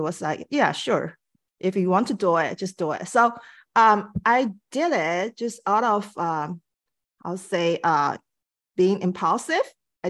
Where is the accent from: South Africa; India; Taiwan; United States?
Taiwan; now in Vancouver, Canada; I'm originally from Taiwan. So I moved to Vancouver like 20 something years ago.